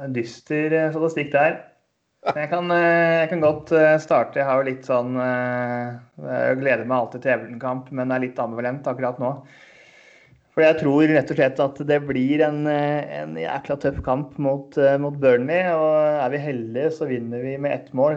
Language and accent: Norwegian; Eastern Norway, Norway; Nå er jeg østlending